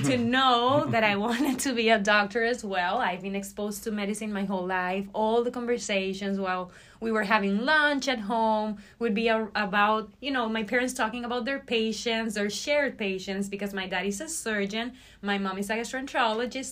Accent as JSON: {"language": "English", "town": "Barquisimeto", "region": "Lara", "country": "Venezuela", "tie": "born or raised there", "moved": "as an adult", "lives_now": "United States", "said": "I graduated from med school in Venezuela, in my hometown Barquisimeto, back in 2018"}